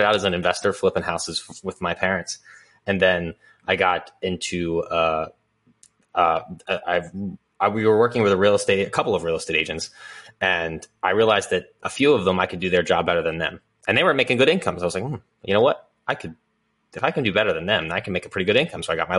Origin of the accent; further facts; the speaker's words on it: Philadelphia, Pennsylvania, United States; I grew up here in Northeast Philadelphia